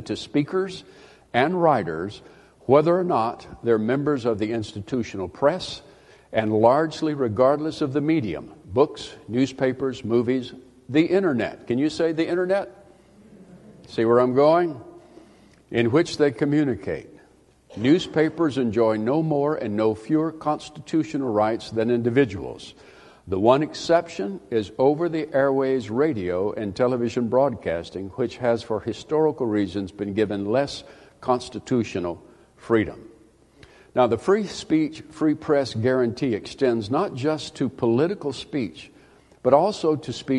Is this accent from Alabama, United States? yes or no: yes; South Alabama, United States; I was raised in South Alabama